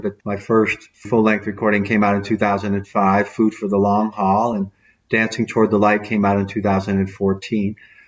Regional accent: Detroit, Michigan, United States; We grew up in Detroit

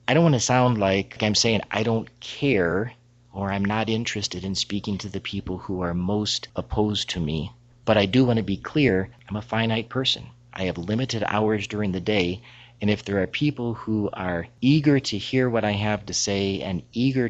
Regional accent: United States; I'm in graduate school at the University of Notre Dame. I'm about 30 miles from my hometown

